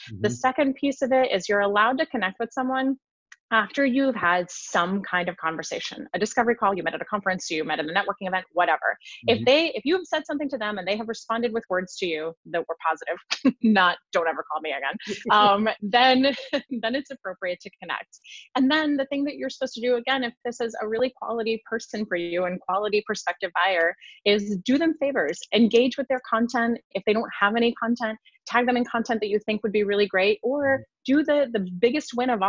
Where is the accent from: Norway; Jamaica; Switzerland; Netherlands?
Switzerland; English is a second language; So I'm originally from Switzerland, although mm-hmm. I have no accent because I learned English when I was a peanut.